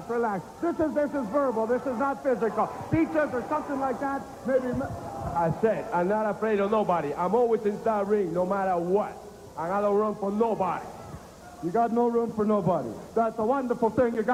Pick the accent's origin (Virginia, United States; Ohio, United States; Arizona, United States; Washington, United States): Ohio, United States; Columbus; I'm from Columbus, Ohio.